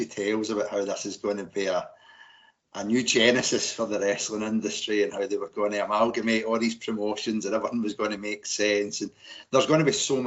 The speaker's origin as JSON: {"language": "English", "region": "Scotland", "country": "United Kingdom", "said": "I'm from Scotland"}